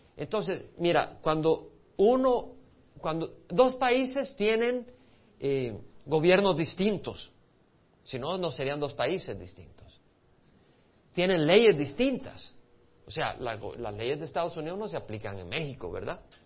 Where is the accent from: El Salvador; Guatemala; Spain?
El Salvador; moved away; also born or lived in Montreal, Canada; Ahora yo crecí en El Salvador, pero mis padres son de Medio Oriente